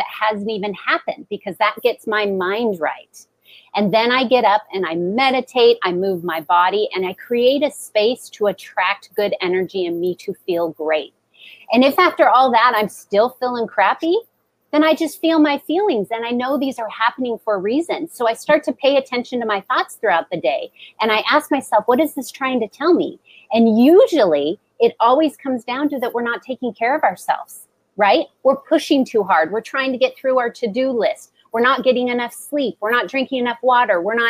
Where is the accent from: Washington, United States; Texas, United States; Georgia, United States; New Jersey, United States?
Washington, United States; Seattle; I grew up in Seattle. It's rainy.